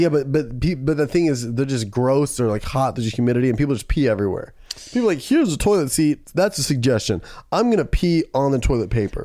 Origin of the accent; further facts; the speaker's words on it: Camarillo, California, United States; my hometown in that, Camarillo